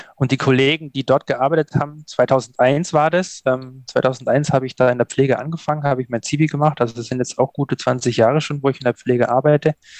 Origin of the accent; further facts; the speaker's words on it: Allgäu, Bavaria, Germany; aufgewachsen im Allgäu